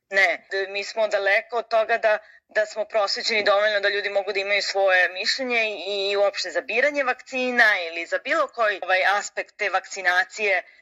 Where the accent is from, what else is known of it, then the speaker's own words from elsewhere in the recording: Serbia; Kod nas u Srbiji